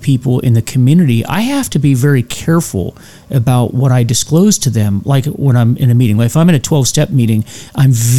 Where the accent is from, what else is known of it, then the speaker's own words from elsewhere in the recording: United States; we all, as Americans, as the American people